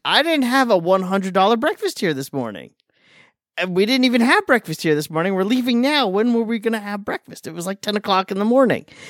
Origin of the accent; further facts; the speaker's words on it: Long Island, New York, United States; I'm from Long Island